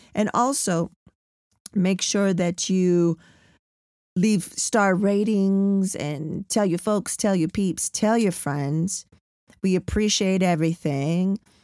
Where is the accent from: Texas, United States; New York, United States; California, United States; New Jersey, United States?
California, United States; San Diego; also born or lived in National City; I'm from San Diego, born in National City